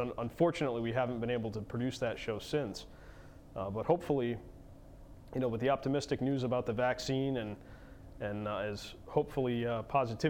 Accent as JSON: {"language": "English", "town": "Haddam", "region": "Connecticut", "country": "United States", "tie": "born or raised there", "said": "growing up in Haddam and going to Region 17 schools"}